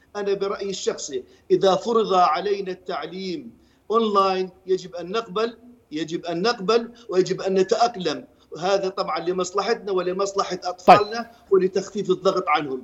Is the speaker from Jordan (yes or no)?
yes; Jordan; عندنا في الأردن